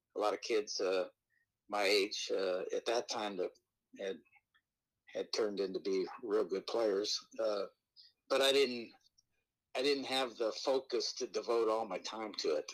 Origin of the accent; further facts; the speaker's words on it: Los Alamitos, California, United States; I grew up down around Los Alamitos